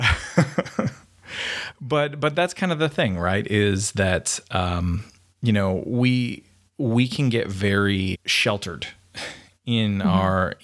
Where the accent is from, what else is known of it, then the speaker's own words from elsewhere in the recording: Canada; now in United States; I'm a Canadian, so sorry. Everybody knows that from the way I talk funny